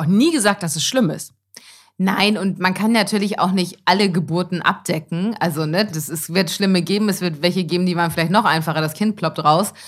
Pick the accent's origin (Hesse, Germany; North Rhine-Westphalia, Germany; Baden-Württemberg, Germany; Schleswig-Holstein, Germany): Schleswig-Holstein, Germany; Elmshorn; moved away; meiner Heimat Elmshorn